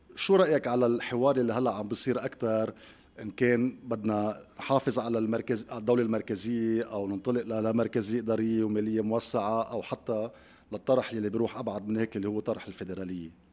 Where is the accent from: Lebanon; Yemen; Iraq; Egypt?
Lebanon; نحن عندنا قدره كلبنانيين